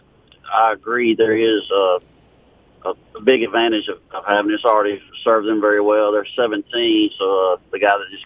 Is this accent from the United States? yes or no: yes; Jackson, Mississippi, United States; growing up in South Jackson. I grew up with the street fighting and stuff